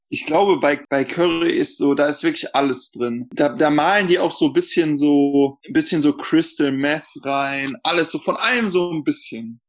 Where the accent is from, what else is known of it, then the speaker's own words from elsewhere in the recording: North Rhine-Westphalia, Germany; ich komme halt aus NRW und da wird das sehr viel getrunken